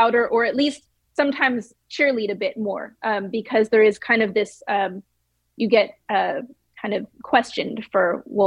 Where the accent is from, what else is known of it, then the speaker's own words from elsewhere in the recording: the Bay Area, California, United States; growing up in the Bay Area, I didn't really have a religion